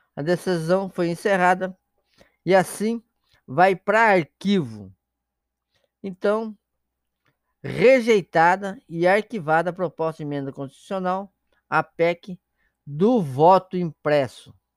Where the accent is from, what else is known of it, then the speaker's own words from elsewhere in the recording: Paraná, Brazil; now in Santa Catarina, Brazil; sou paranaense e moro em Santa Catarina